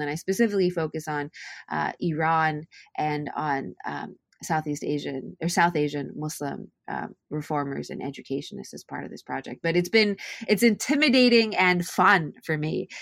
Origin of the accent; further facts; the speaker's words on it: Japan; moved away; I'm Japanese and Welsh, and I grew up, born and raised in Japan